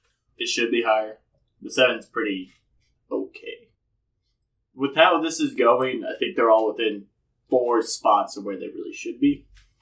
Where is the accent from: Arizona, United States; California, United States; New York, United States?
Arizona, United States; Prescott; I'm from Prescott, Arizona, spelled the same way.